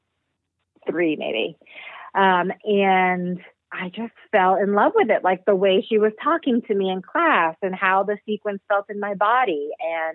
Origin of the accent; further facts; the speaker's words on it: Jersey City, New Jersey, United States; moved away as an adult; also born or lived in Missoula, Montana / Bali; I grew up right outside of New York City in Jersey City, which was like pretty rough and tough when I grew up.